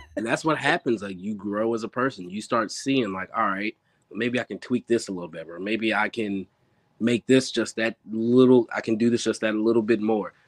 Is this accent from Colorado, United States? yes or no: no; Maryland, United States; also born or lived in Philadelphia; I was born and raised here in Maryland.